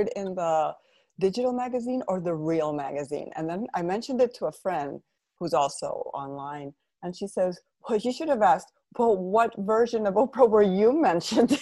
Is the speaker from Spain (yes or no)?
yes; Spain; moved away as an adult; also born or lived in Madrid, Spain / Pennsylvania, United States / south of Spain; now in United States; I was born in Madrid, but my mother's from Pittsburgh, Pennsylvania, and my dad's from Spain. So I've always had both nationalities. I'm both always bilingual, but I grew up my first 5 years in Pittsburgh, and we're actually in Pennsylvania, not Pittsburgh. But then from five onwards, I mainly lived in Spain until the age of 41.